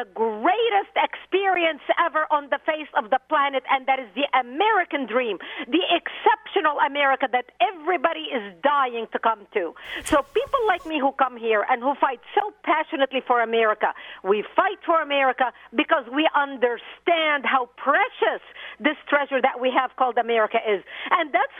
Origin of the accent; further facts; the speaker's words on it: Lebanon; first language Arabic; English is a second language; moved away as an adult; now in United States; I'm a Middle Eastern by birth. I grew up in Lebanon. My mother tongue is Arabic.